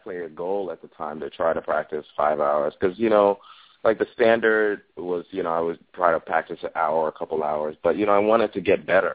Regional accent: Chicago, Illinois, United States; I grew up in Chicago

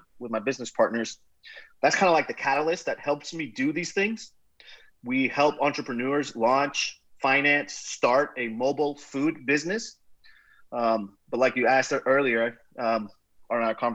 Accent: Nicaragua; moved away as an adult; now in Houston, United States; I'm originally from Nicaragua, grew up, went to high school there, played baseball, soccer

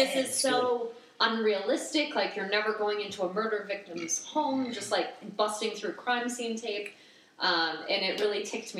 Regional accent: The Woodlands, Texas, United States; my hometown, okay. The Woodlands.

